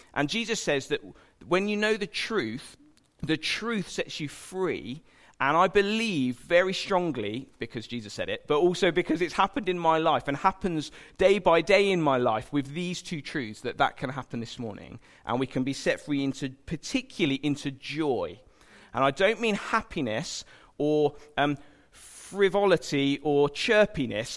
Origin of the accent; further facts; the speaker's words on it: United Kingdom; we're British